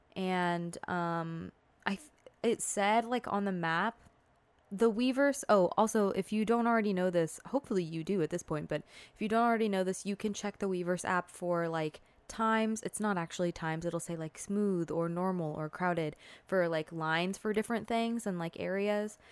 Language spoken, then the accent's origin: English; Southern California, United States; I'm from Southern California